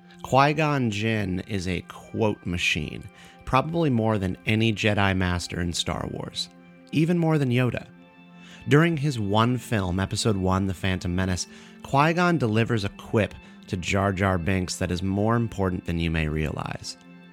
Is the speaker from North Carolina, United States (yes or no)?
yes; Durham, North Carolina, United States; moved away; I was just in Durham, North Carolina for North Carolina Comic-Con. That's my hometown.